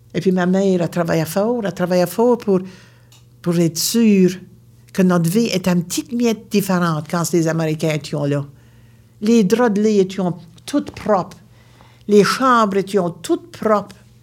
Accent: Baie Sainte-Marie, Nova Scotia, Canada; Je viens de la Nouvelle-Écosse, une région appelée la Baie-Sainte-Marie

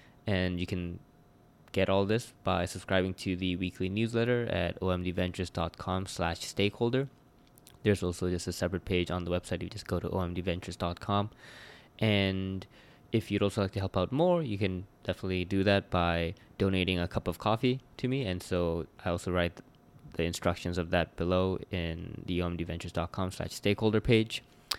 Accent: South Korea; born there; also born or lived in Hong Kong / Vancouver / Toronto; because I was born in South Korea, but I lived in Hong Kong, I'd lived in Vancouver, Toronto, and just there's just so many different cultures that impacted my life.

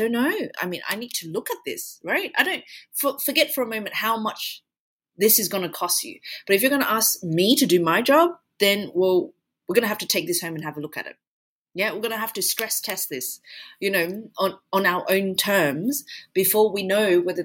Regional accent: Australia; now in United Arab Emirates; I'm from Australia

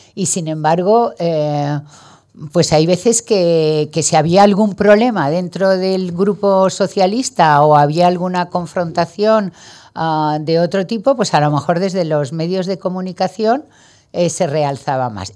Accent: Valencian Community, Spain; also born or lived in Madrid; soy valenciana. Me encanta estar en Madrid también, pero, pero sí, ahí es mi, es mi tierra

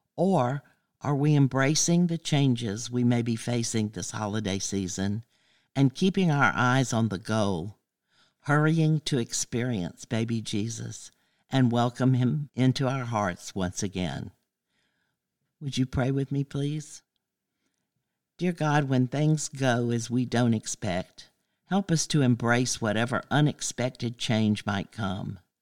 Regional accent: Athens, Georgia, United States; I grew up on Cloverhurst Avenue right here in Athens during the 50s and the 60s

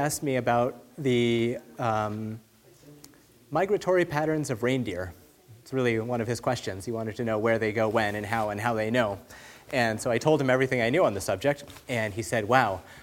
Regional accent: California, United States; now in Phoenix, United States; I grew up in California

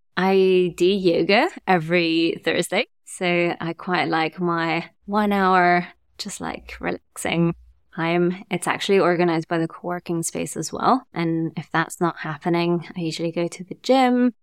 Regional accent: Germany; also born or lived in Italy / France; now in London, United Kingdom; I grew up in Germany, and then my parents moved to France, and I moved to London

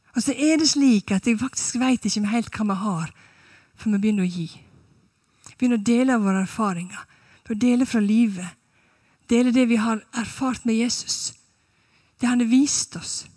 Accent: Sunnmøre, Møre og Romsdal, Norway; moved away as an adult; now in Stavanger, Norway; Jeg er fra Sunnmøre

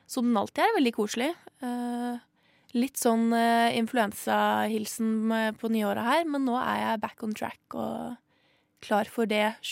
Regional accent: Arendal, Agder, Norway; moved away as an adult; now in Oslo, Norway; Jeg er fra Arendal by.

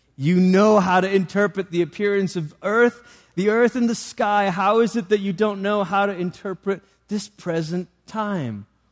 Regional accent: Malaysia; moved away; I grew up in Malaysia

